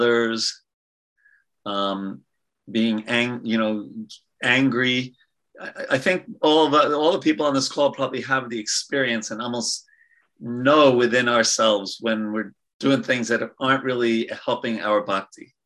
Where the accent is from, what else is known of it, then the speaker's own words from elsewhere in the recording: New York, United States; I'm from New York.